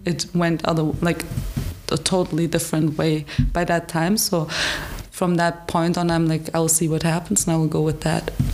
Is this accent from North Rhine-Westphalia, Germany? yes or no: no; Frankfurt, Hesse, Germany; English is a second language; moved away as an adult; now in Hradec Kralove, Czech Republic; I come from Frankfurt, so it was a little bigger city